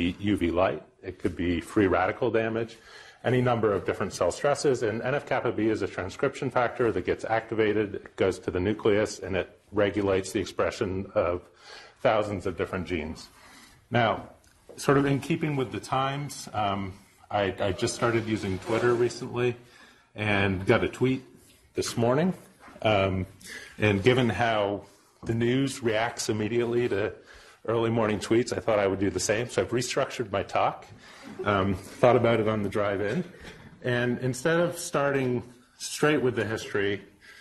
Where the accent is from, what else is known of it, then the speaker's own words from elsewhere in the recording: Vermont, United States; also born or lived in Pennsylvania; I was born in Pennsylvania, but grew up in Vermont